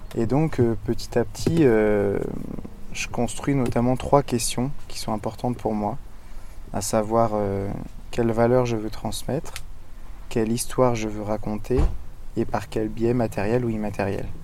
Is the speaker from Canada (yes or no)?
no; Brittany, France; je suis breton d'origine et je vis principalement en Bretagne